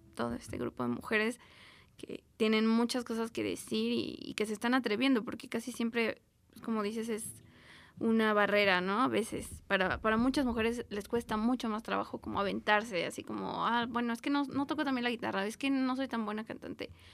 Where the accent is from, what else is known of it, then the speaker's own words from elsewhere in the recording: Mexico City, Mexico; yo nací aquí en la Gustavo Madero